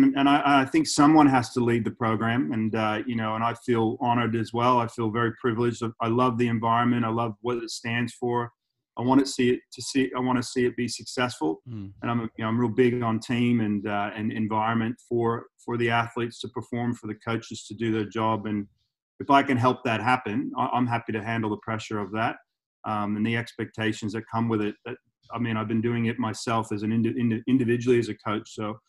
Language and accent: English; Melbourne, Victoria, Australia; born there; I was born in Melbourne, so I was born right here where I am right now.